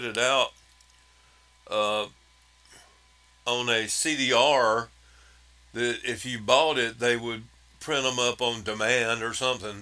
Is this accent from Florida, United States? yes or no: no; Wellford, South Carolina, United States; also born or lived in Spartanburg, South Carolina; I was born in Spartanburg, grew up in Welford, South Carolina